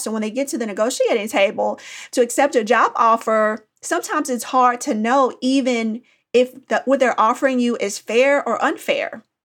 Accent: Indianapolis, Indiana, United States; now in Nashville, United States; I grew up in Indianapolis, Indiana

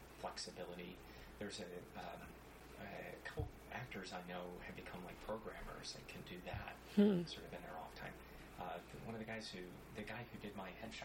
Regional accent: Florida Keys, United States; also born or lived in Ohio / New Mexico; I grew up in the Florida Keys

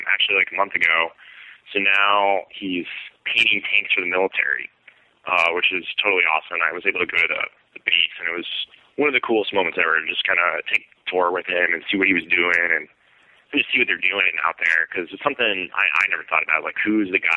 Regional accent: Scranton, Pennsylvania, United States; also born or lived in Pittsburgh, Pennsylvania; now in Indianapolis, United States; I'm originally from Scranton, Pennsylvania, but I was coming from Pittsburgh, where I've lived the last 5 years before this

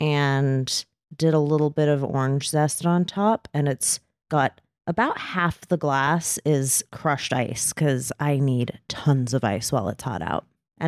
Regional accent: California, United States; I feel like growing up in Southern California, our trash person always came around like 5 a.m.

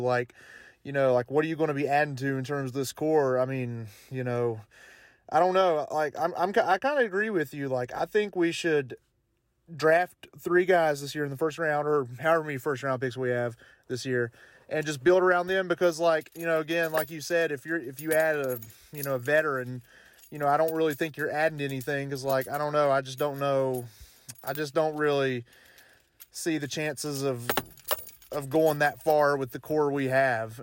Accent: Belfry, Kentucky, United States; also born or lived in Williamson, West Virginia; I was born in Williamson, West Virginia, but, uh, Belfry is right across the river in Kentucky from Williamson. Like, I live right on the border. And, um, Forest Hills is what they call a hauler in the Belfry area. And that's where I live and where I lived my whole life.

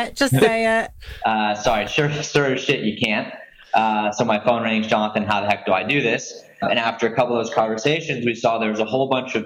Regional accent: Houston, Texas, United States; moved away as an adult; also born or lived in Atlanta / Washington, D.C. / New York; I grew up in Houston.

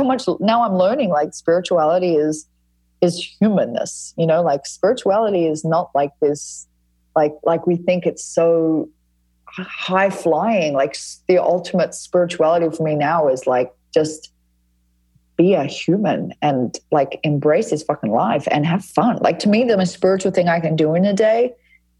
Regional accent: Fremantle, Western Australia, Australia; I grew up in Frio, which is like at Fremantle, which is an area of Western Australia that is pretty hippie

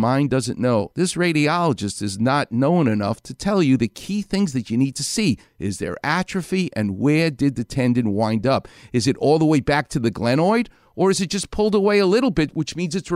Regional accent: New York City, New York, United States; I'm from Far Rockaway.

